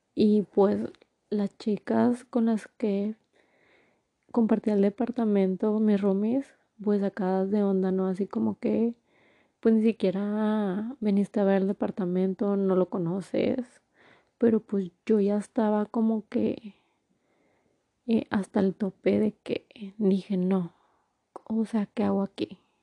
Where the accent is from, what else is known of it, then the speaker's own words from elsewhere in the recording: Torreón, Coahuila, Mexico; moved away as an adult; also born or lived in Durango, Mexico / Mexico City, Mexico; now in New Jersey, United States; soy de México, de la ciudad de Torreón, Coahuila. Actualmente vivo en New Jersey.